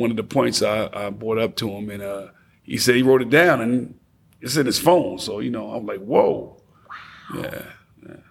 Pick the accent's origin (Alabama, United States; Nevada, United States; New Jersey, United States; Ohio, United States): New Jersey, United States; Passaic; now in Knoxville, United States; I'm from Passaic, New Jersey